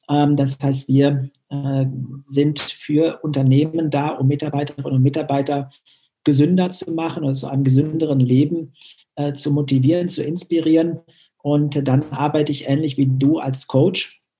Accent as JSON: {"language": "German", "region": "North Rhine-Westphalia", "country": "Germany", "said": "Ich komme aus Nordrhein-Westfalen und konnte dann vor 18 Jahren ähm, diese Leidenschaft im Tischtennis und meinen Lehrberuf verbinden an der Eliteschule des Sports."}